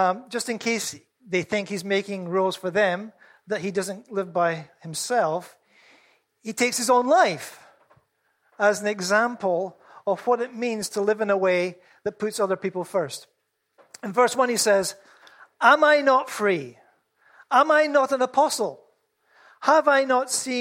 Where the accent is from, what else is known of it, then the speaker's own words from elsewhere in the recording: Scotland, United Kingdom; I'm Scottish